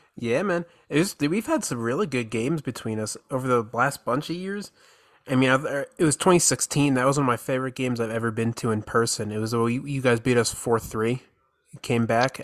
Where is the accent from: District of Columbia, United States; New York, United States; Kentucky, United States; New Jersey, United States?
New Jersey, United States; Morris County; moved away as an adult; now in Houston, United States; I'm a Jersey boy actually